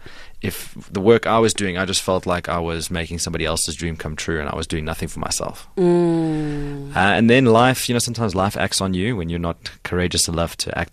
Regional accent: Pretoria, Gauteng, South Africa; So I was born in Pretoria. Both my parents are from Belgium, I was born here. Mm-hmm. I went to school there.

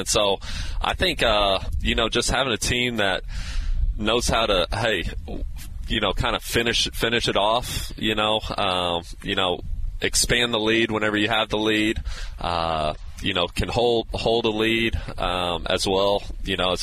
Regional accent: Texas, United States; moved away; also born or lived in Iowa, United States; I was born in Iowa. I grew up in Texas, but a lot of family in Iowa.

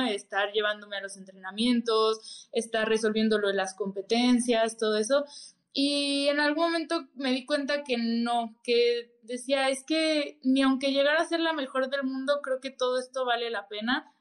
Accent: Mexico City, Mexico; soy de Ciudad de México, tengo 25 años

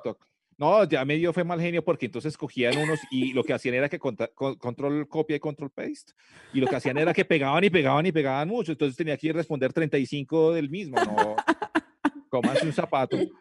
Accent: Colombia; aquí nosotros somos más colombianos que un berraco

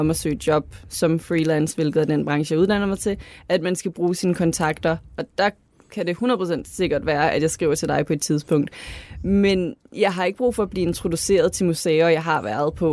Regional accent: Lolland, Zealand, Denmark; Det er som om, du har en idé om, at fordi at jeg er fra Lolland, så har jeg ikke den kulturelle baglast.

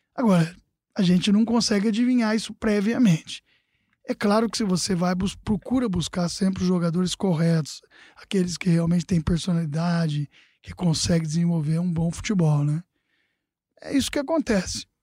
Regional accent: Casa Branca, São Paulo, Brazil; moved away; eu estava no interior, na minha, na minha casa onde eu nasci, né? Em Casa Branca.

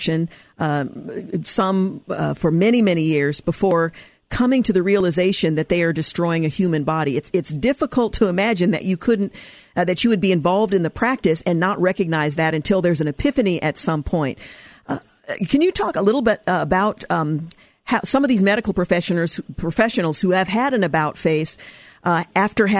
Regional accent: Oregon, United States; my home state of Oregon

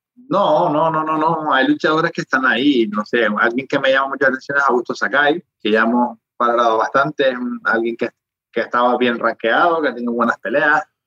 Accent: Spain

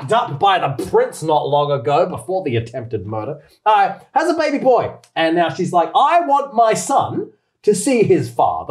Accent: Adelaide, South Australia, Australia; now in Japan; My city in Australia, Adelaide, is known

